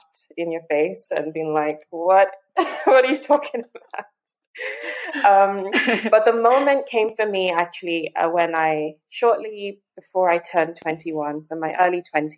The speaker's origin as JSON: {"language": "English", "region": "Lagos", "country": "Nigeria", "tie": "born or raised there", "said": "I was born and raised in Lagos, Nigeria"}